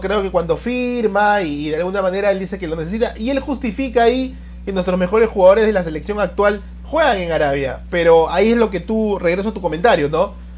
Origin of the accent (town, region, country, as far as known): Peru